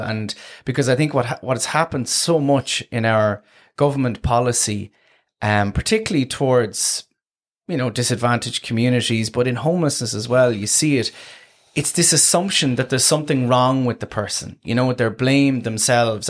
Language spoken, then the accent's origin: English; Tramore, Munster, Ireland; born or raised there